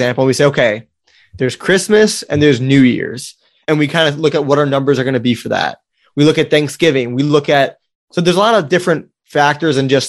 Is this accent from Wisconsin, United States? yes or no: yes; Wisconsin, United States; moved away; I grew up in Wisconsin